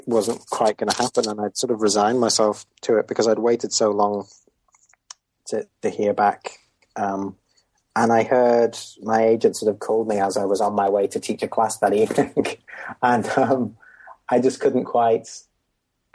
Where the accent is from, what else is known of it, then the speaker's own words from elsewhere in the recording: Merseyside, North West England, United Kingdom; I grew up in Merseyside, not Liverpool itself, but sort of on the fringes of Liverpool.